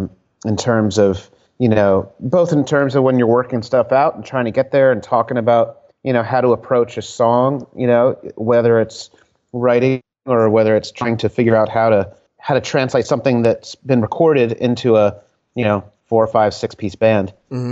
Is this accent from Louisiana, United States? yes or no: no; Connecticut, United States; born or raised there; moved away as an adult; also born or lived in Providence, Rhode Island / Virginia / San Francisco; now in Philadelphia, United States